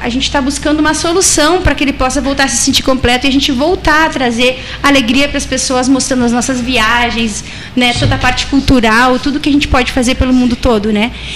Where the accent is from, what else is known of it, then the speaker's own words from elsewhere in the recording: Uruguay; moved away; also born or lived in Ibagué, Colombia / Brazil; eu sou brasileira, mas eu sou nascida no Uruguai e também a minha família no Uruguai